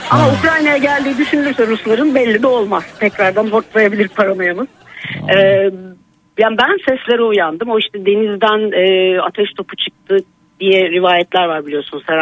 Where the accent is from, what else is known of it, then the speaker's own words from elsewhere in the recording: Şile, Istanbul, Turkey; also born or lived in Bahçeşehir, Istanbul; now in Istanbul, Turkey; Ha biz Şileliyiz, yerlisiyiz.